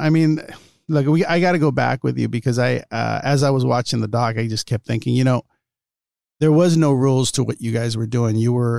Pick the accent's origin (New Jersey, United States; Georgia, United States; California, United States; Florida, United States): California, United States; Los Angeles; I grew up in East LA, and, you know, right near Montebello.